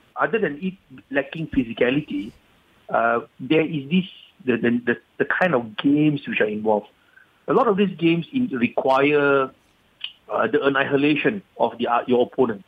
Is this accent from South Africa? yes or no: no; Malaysia; being a Malaysian patriot